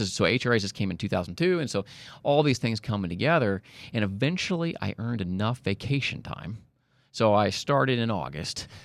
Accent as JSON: {"language": "English", "town": "Kansas City", "region": "Missouri", "country": "United States", "moved": "yes", "lives_now": "Dallas, United States", "said": "I'm from Kansas City"}